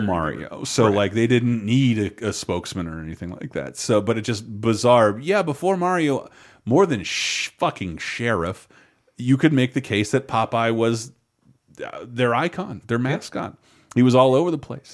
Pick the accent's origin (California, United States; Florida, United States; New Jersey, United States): Florida, United States; Tallahassee; when I was growing up in Tallahassee, Florida